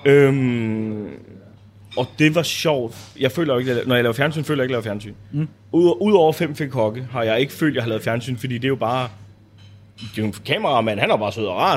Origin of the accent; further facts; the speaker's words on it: Bornholm, Capital Region of Denmark, Denmark; jeg er Bornholmer